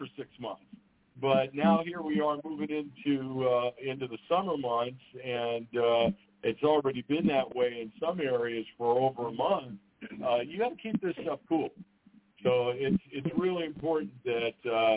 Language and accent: English; Southwest, United States; I was born and raised in the Southwest